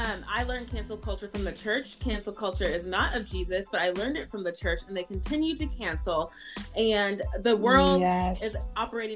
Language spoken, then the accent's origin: English; United States; also born or lived in Haiti; now in Minneapolis, United States; I've grown up in the church ever since I came to America from Haiti as a baby.